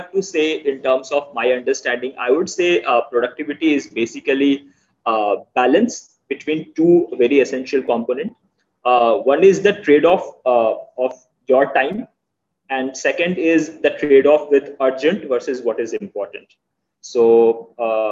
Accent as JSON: {"language": "English", "country": "India", "said": "I'm from India."}